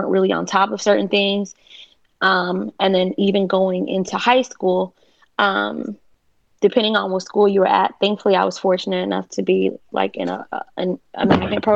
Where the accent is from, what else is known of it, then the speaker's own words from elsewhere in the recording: North Miami, Florida, United States; growing up in North Miami, where I'm from, it's like mostly Haitian. And I'm Haitian too